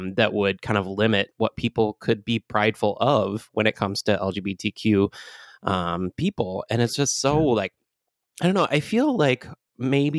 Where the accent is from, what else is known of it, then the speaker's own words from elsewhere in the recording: Michigan, United States; my home state of Michigan.